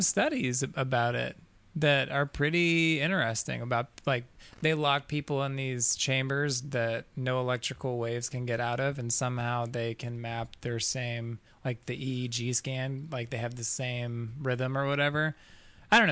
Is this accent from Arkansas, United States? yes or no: yes; Fort Smith, Arkansas, United States; moved away as an adult; now in Colorado, United States; Northwest Arkansas. Fort Smith is where I was born